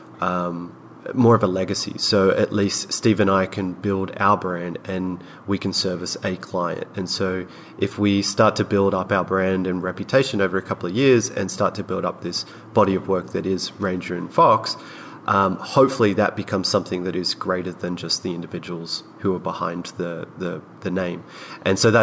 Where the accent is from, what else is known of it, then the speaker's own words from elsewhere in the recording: Australia; now in Los Angeles, United States; we're both Australian, we're both living in America and Los Angeles